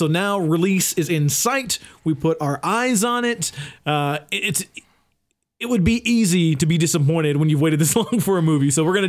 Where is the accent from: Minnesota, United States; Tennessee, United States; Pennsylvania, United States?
Tennessee, United States; they wanted us to have a podcast because we're from Tennessee called the Backwoods Podcast.